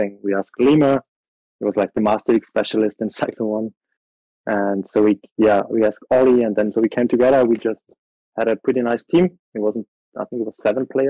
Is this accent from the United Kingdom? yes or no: no; Austria; I'm from Austria, 26 years old.